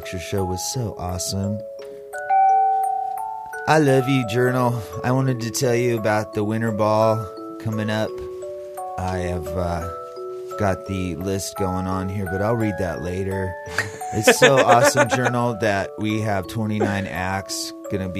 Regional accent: South Lake Tahoe, California, United States; We grew up in South Tahoe together

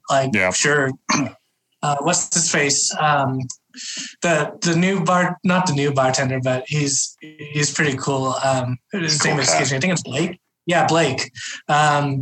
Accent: Reno, Nevada, United States; Born and raised in Reno, Nevada

